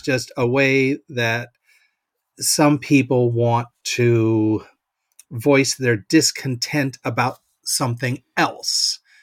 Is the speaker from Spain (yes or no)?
no; Seattle, Washington, United States; now in Nebraska, United States; I'm from the West Coast though, but uh, Seattle area up that way